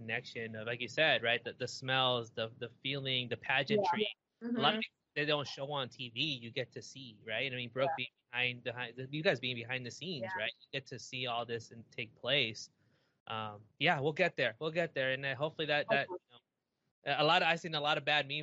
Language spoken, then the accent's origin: English; California, United States; I grew up in California